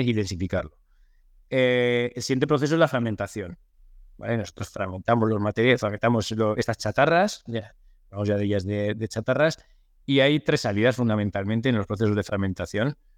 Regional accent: Soria, Castile and León, Spain; now in Torrejón de Ardoz, Spain; yo soy de, soy de Soria, aunque bueno, vivo desde hace muchos años en, en de Ardoz, en, Madrid

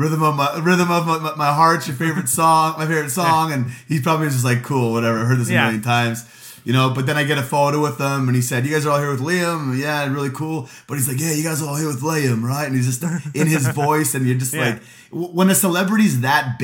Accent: Edmonton, Alberta, Canada; I'm like, Edmonton

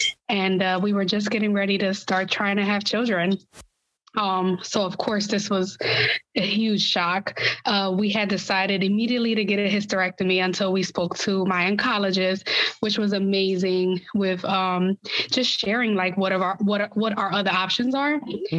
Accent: Philadelphia, Pennsylvania, United States; I'm from Philly.

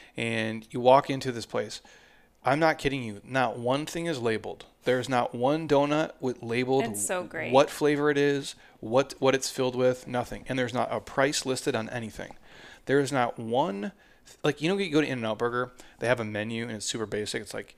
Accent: Minnesota, United States; I'm from Minnesota. The state fair, they deep fry Snickers.

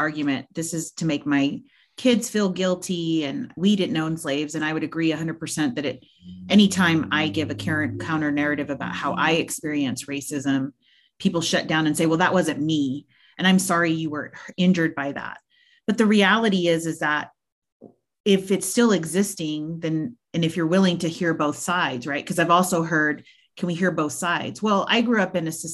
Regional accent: Texas Panhandle, United States; I grew up in the Texas Panhandle

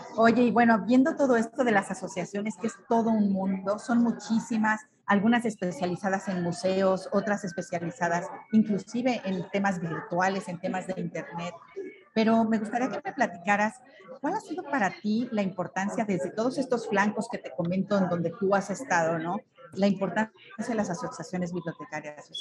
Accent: Mexico

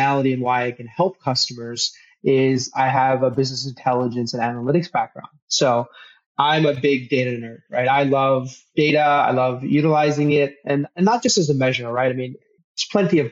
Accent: Toledo, Ohio, United States; also born or lived in Los Angeles, California / Mountain View, California; I grew up in Toledo, Ohio, of all places

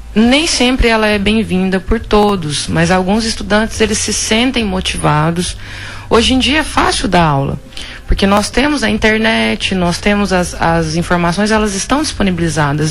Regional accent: Vila Rica, Mato Grosso, Brazil; moved away as an adult; also born or lived in Goiás; Eu sou filha de Vila Rica, né? Eu morei aqui a minha infância inteira

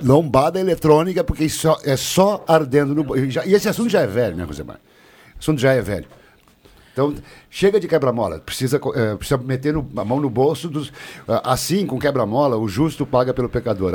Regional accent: Santa Cruz do Sul, Rio Grande do Sul, Brazil; o único nascido em Santa Cruz aqui dessa turma sou eu, nasci no Cerro Alegre Baixo

